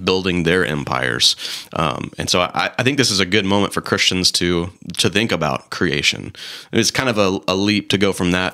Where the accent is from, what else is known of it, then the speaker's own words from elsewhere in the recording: the South, United States; growing up in the South, growing up in, you know, Southern Baptist churches